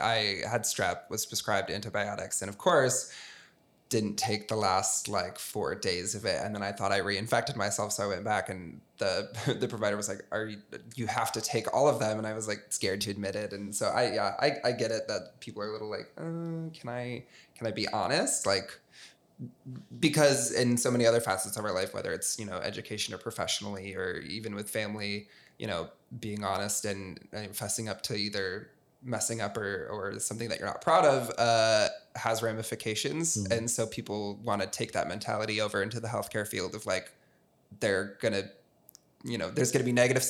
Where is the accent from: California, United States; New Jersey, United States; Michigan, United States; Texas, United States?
Michigan, United States; moved away; I know for me, I moved here from Southwest Michigan, pretty small town, and I had been going to my same family doctor forever.